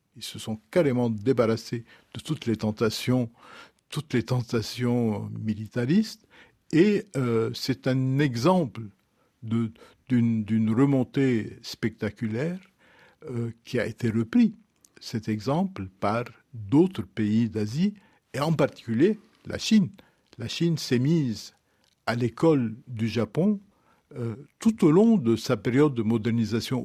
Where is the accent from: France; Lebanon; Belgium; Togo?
Lebanon; je viens du Liban, j'ai grandi dans une société où il y a des communautés religieuses